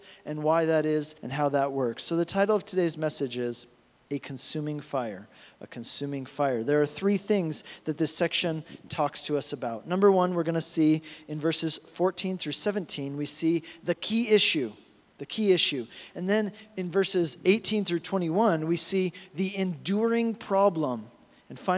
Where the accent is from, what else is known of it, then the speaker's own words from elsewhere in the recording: Colorado, United States; grew up here in Colorado